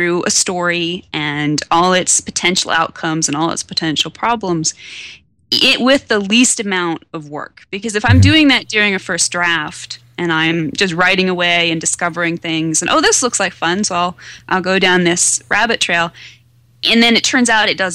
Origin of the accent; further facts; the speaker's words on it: Western Nebraska, United States; It was set here in my hometown